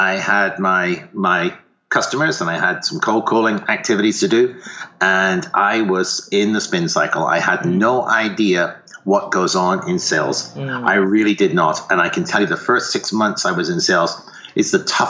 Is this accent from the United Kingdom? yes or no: yes; United Kingdom; accent: faint accent; moved away as an adult; also born or lived in Ottawa, Canada; now in Sonoma, United States; started off in the UK, and you may hear a faint accent there, but I started in the UK